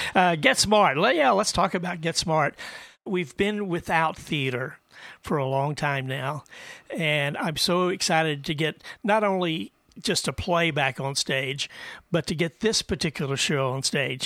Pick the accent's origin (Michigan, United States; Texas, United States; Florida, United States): Texas, United States; Andrews; I grew up in West Texas uh, in a little town of Andrews